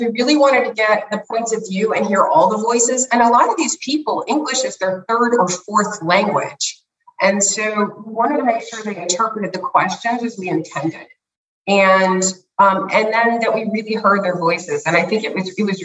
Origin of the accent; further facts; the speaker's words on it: United States; I grew up in the United States